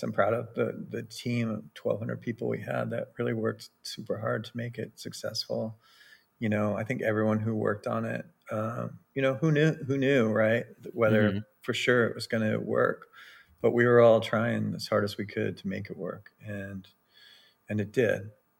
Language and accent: English; West Coast, United States; I grew up on the West Coast and we like Japanese cars out here.